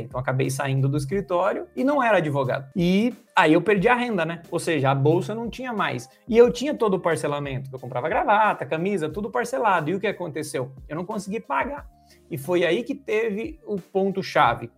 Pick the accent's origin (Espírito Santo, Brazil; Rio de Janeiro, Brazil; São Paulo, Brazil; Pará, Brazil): São Paulo, Brazil; nasci e moro em São Paulo há 33 anos